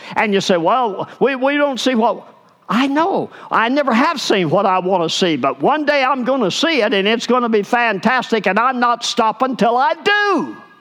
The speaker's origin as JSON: {"language": "English", "region": "Arkansas", "country": "United States", "said": "I'm from Arkansas"}